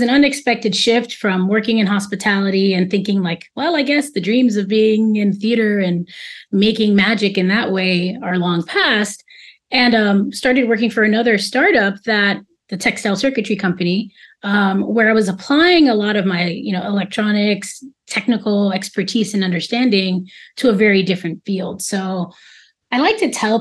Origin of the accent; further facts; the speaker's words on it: New York City, New York, United States; moved away as an adult; now in Dominican Republic; I'm definitely a New Yorker, and New York is such a multi-hyphenate place. I'm born and raised in Queens